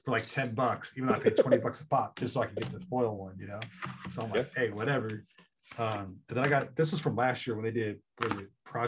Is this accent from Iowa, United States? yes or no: no; San Diego, California, United States; I'm from San Diego.